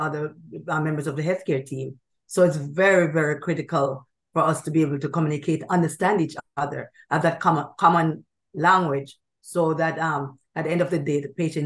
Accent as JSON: {"language": "English", "country": "Jamaica", "moved": "as an adult", "lives_now": "United States", "said": "I was start my training in Jamaica, West Indies"}